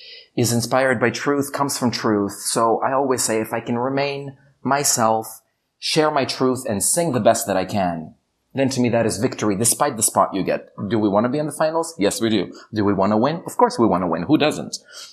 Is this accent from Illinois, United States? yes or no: yes; Chicago, Illinois, United States; the voices that are singing backup are the voices I grew up with in Chicago who sang backup for me with all those pop stars in the States.